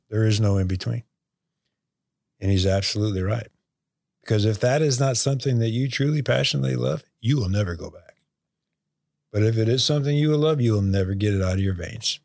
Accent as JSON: {"language": "English", "town": "Unionville", "region": "Michigan", "country": "United States", "tie": "born or raised there", "moved": "yes", "said": "growing up just outside of Bay City and Unionville there, Unionville Seaboard Area High School."}